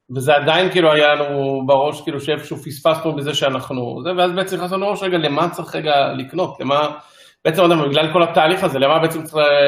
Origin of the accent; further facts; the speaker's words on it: Ashdod, Southern District, Israel; moved away; אנחנו במקור אה, אה, מאשדוד